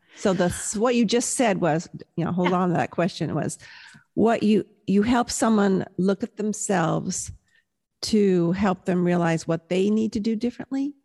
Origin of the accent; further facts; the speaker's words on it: Southern California, United States; also born or lived in Milwaukee, Wisconsin; I was born in Milwaukee, but of course raised in Southern California